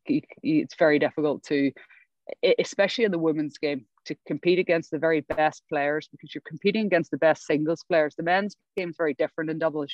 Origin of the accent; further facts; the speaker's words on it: Northern Ireland, United Kingdom; moved away as an adult; also born or lived in England; I come from Northern Ireland